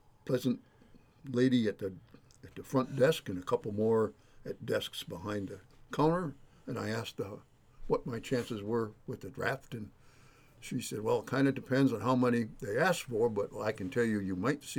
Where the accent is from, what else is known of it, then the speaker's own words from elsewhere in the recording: Bridgeport Township, Michigan, United States; I was born and raised down in Bridgeport Township, which is just a little bit south of Saginaw